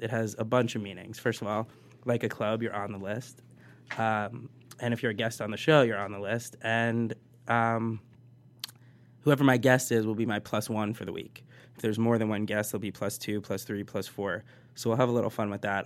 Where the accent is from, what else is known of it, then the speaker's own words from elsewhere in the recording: New Jersey, United States; moved away as an adult; now in Los Angeles, United States; I am from New Jersey